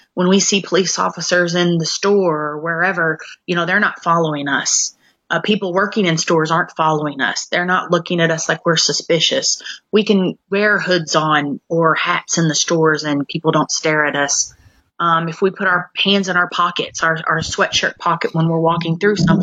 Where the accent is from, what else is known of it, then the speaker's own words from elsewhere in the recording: Clarksville, United States; this is my hometown, where both of them went to school. Clarksville is not a big place